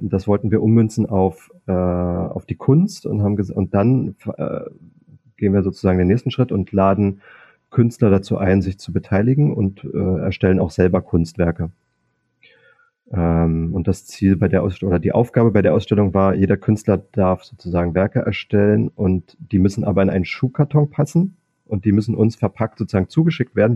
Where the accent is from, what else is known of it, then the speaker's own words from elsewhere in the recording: Cottbus, Brandenburg, Germany; moved away as an adult; also born or lived in Berlin; now in Munich, Germany; ich bin ja in Sachsendorf aufgewachsen